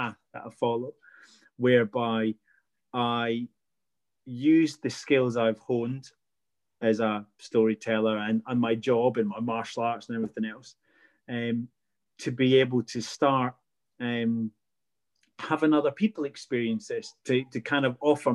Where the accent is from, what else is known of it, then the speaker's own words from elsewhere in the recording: Scotland, United Kingdom; I'm Scottish, so I've got a massive background in fairy lore and folklore